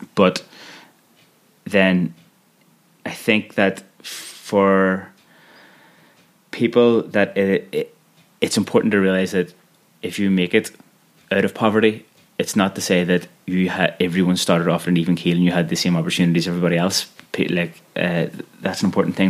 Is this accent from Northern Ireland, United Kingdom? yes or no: yes; Belfast, Northern Ireland, United Kingdom; I am from Belfast